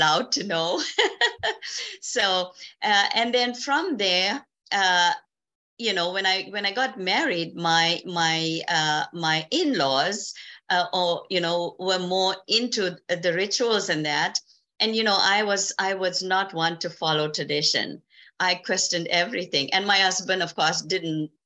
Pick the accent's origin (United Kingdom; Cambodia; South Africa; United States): South Africa; moved away as an adult; now in Canada; I was born and raised in South Africa